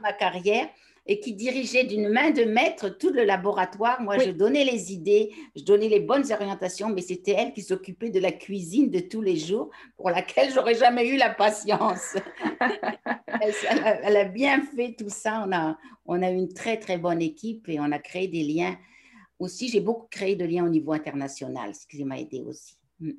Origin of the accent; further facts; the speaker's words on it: Picardy, Hauts-de-France, France; moved away as an adult; now in Quebec, Canada; je suis originaire du nord de la France, dans un petit village de la Picardie